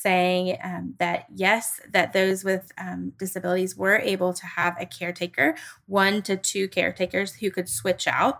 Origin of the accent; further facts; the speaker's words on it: Tennessee, United States; my home state of Tennessee